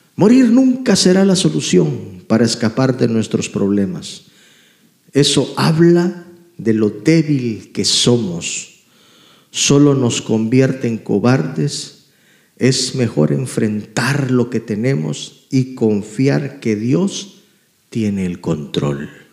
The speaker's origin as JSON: {"language": "Spanish", "country": "Guatemala", "tie": "born or raised there", "moved": "yes", "said": "Yo vengo de Guatemala, crecí pobremente."}